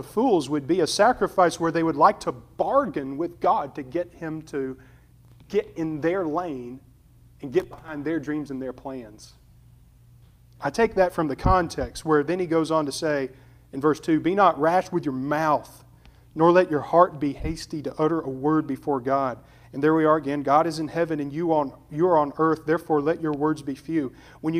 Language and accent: English; Alabama, United States; We're rednecks from Alabama